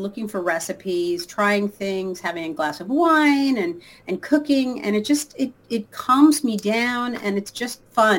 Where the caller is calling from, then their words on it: Los Angeles, California, United States; Los Angeles.